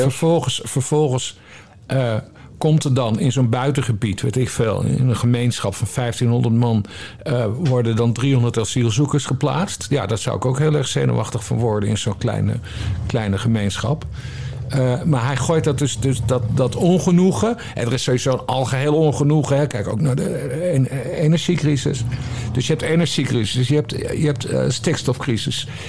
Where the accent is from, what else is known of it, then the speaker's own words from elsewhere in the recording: Drachten, Friesland, Netherlands; ik ben opgegroeid in Drachten, Friesland.